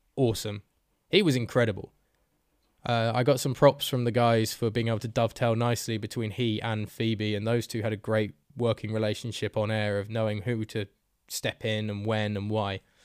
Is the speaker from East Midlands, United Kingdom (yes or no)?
no; Bedford, East of England, United Kingdom; accent: Bedford; there were two people in that bar who recognized my accent because they were from bloody Bedford